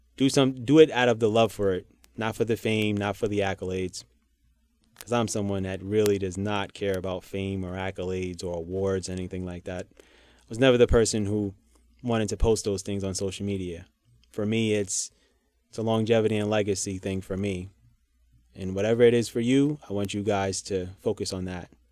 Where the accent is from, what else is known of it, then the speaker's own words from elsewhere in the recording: New York City, New York, United States; I'm a New Yorker